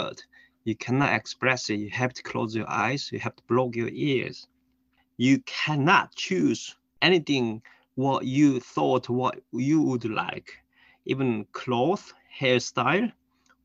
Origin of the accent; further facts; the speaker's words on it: North Korea; English is a second language; moved away; I was born in North Korea